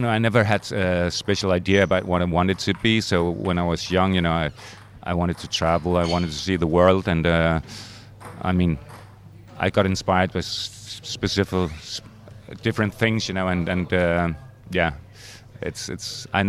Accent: Elsinore, Capital Region of Denmark, Denmark; I'm from Elsinore, which is up the northern part of Zealand, close to Sweden, and we have a nice club up there.

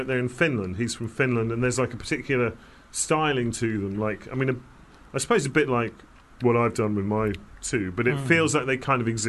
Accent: London, United Kingdom; In London.

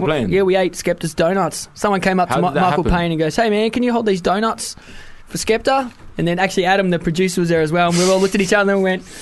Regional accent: Wales, United Kingdom; Oh, no, I'm Welsh.

